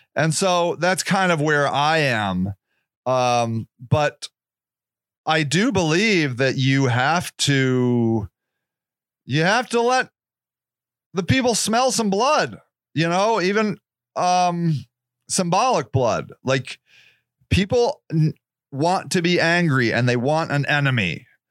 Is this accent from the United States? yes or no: yes; United States; I am an American born, American raised human being